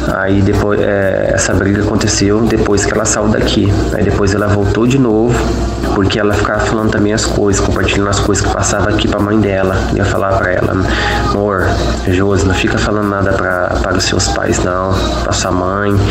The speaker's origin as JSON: {"language": "Portuguese", "town": "Ribeirão Preto", "region": "São Paulo", "country": "Brazil", "tie": "born or raised there", "said": "sou de Ribeirão Preto, tenho 30 anos de idade"}